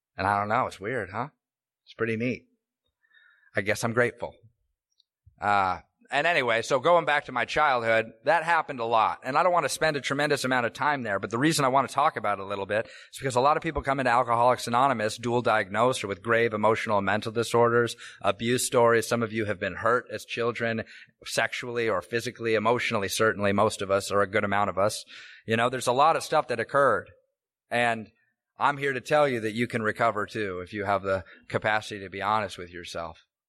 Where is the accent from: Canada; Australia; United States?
United States; Tacoma, Washington; I grew up here in Washington, in fact. Uh, I was born in Tacoma General